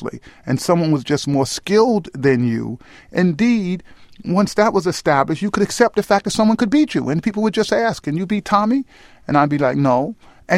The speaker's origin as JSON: {"language": "English", "town": "New York City", "region": "New York", "country": "United States", "tie": "born or raised there", "said": "Union Avenue, which was the block I grew up on in the South Bronx"}